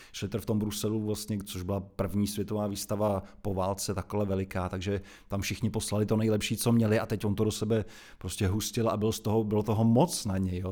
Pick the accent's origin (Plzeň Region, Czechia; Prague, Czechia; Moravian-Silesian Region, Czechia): Prague, Czechia; also born or lived in Jilemnice; jsem celoživotní Pražák, protože rodiče už bydleli v Praze, takže ačkoliv jsem se narodil tam opravdu od, od prvních dnů, teda vyrůstám v Praze.